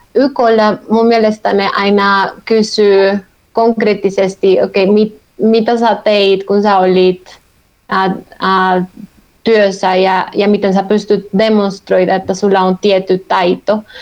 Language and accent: Finnish; Colombia; Finnish is a second language; moved away as an adult; also born or lived in Helsinki, Finland; now in Finland; mä olen kotoisin Kolumbiasta